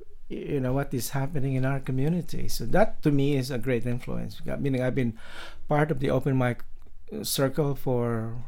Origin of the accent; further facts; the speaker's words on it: Philippines; In the Philippines, in the islands. So I've got that influence of, you know, the tropical mood and flavor.